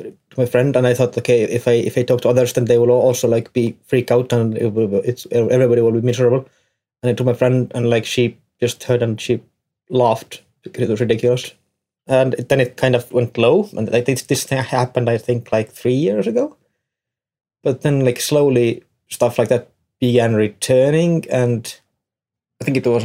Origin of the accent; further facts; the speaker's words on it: Tartu, Tartu County, Estonia; I'm from Estonia, Tartu